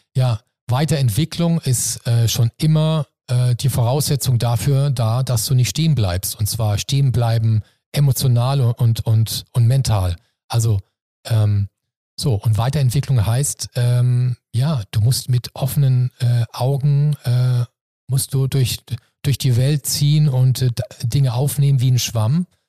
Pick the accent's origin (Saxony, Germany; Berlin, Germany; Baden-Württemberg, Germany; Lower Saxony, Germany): Baden-Württemberg, Germany; Mannheim; moved away as an adult; now in Hamburg, Germany; Also ich bin selber Kurpfälzer, ich bin Mannemer und äh, im Herzen bin ich natürlich Kurpfälzer, aber Hamburg ist meine neue Heimat